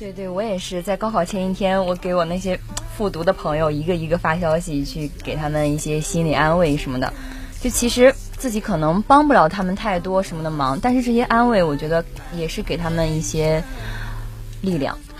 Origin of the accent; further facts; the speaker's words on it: China; 我们中国人